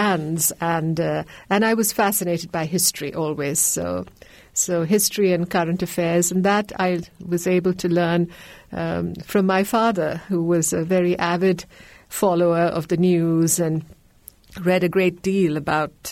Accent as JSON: {"language": "English", "country": "India", "tie": "born or raised there", "also_born_or_lived": "Kerala", "first_language": "Malayalam", "second_language": "English", "said": "I was born and bred in India. I hail from the southern Indian state of Kerala."}